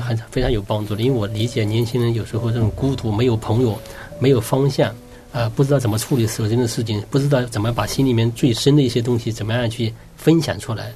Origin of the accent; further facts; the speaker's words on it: China; 我们中国人